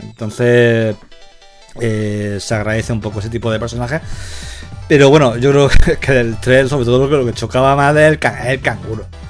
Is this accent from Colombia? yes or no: no; Levante, Spain; yo crecí en el Levante